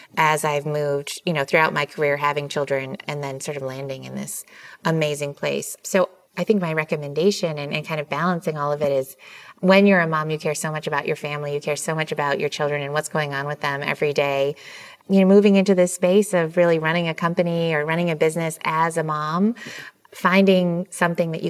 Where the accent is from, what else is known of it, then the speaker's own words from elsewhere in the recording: Michigan, United States; I grew up in Michigan, so extremely humble beginnings.